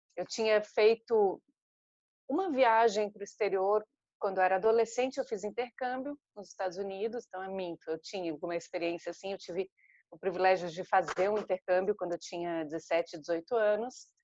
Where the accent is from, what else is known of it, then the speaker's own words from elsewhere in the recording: Florianópolis, Santa Catarina, Brazil; moved away; eu sou de Florianópolis, em Santa Catarina